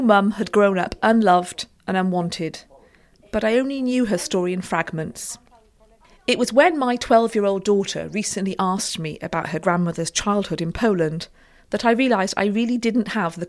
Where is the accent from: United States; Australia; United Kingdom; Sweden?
United Kingdom; Cardiff, Wales; growing up in Cardiff